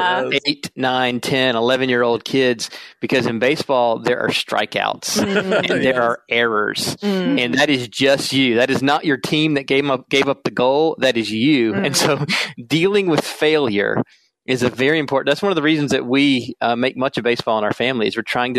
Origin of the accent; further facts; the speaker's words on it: South Carolina, United States; moved away as an adult; now in Minnesota, United States; I'm originally from South Carolina, so you may hear that in my voice, even though I've been here in Minnesota since 2003.